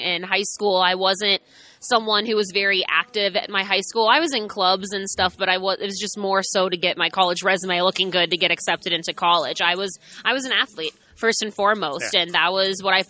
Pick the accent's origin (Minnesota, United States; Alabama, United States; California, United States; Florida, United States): California, United States; Hermosa Beach; moved away as an adult; also born or lived in Boston; In a small town called Hermosa Beach, California. It's in L.A. County